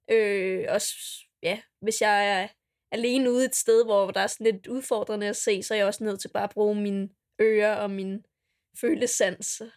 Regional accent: Dragør, Capital Region of Denmark, Denmark; kommer jeg fra Dragør

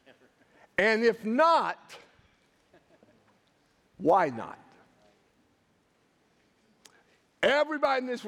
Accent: United States; we are American Christians

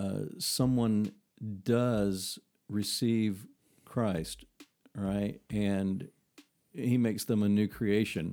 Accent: South Carolina, United States; accent: South Carolina

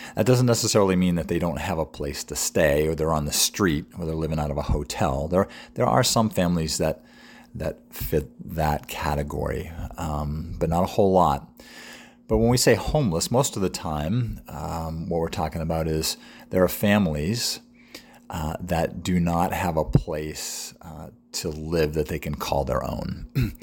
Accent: New England, United States; now in York, United States; I'm from New England

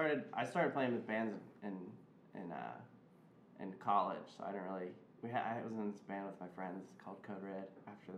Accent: Reading, Pennsylvania, United States; moved away as an adult; There wasn't much of like a music market in my hometown of Reading, Pennsylvania

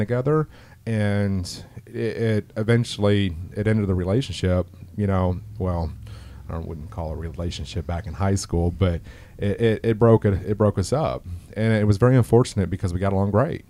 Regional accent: Orlando, Florida, United States; born and raised in East Orlando, Union Park

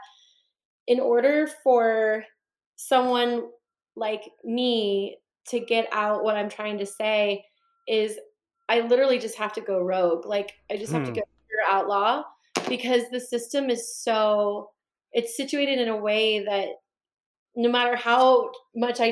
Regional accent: Northern California, United States; I'm from Northern California

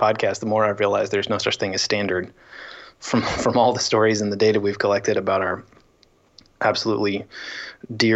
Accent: Rochester, New York, United States; moved away; also born or lived in Kansas City, Missouri / Washington, D.C.; we moved to upstate New York. Lived in Rochester for a long time

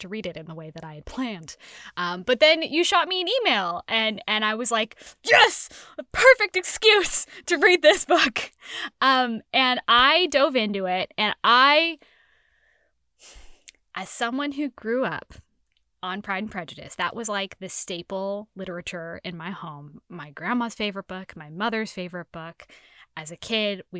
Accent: San Francisco, California, United States; I am from San Francisco.

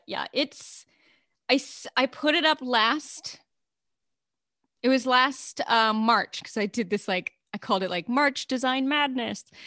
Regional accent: Alaska, United States; growing up in Alaska

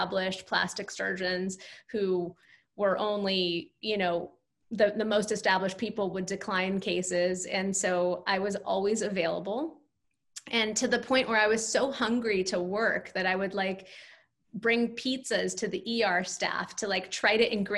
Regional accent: California, United States; moved away as an adult; now in New York, United States; I grew up in California, so I had no like personal or family contacts in New York

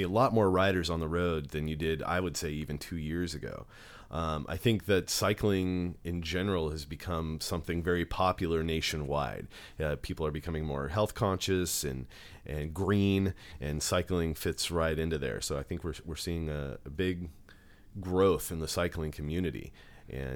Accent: Stockton, California, United States; also born or lived in Lubbock, Texas; my family moved out here when I was just about one. So I've been here pretty much all my life

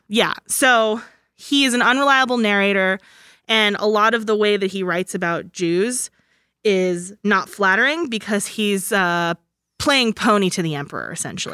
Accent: United States; I'm an American

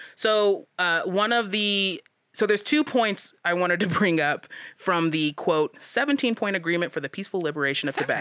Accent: Aurora, Colorado, United States; I'm from Aurora

